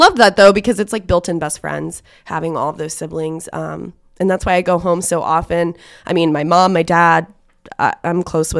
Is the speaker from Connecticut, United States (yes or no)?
no; Cincinnati, Ohio, United States; now in Muncie, United States; and I'm just from Cincinnati, so it's not like it's New York or anything like that, but it was a bigger city.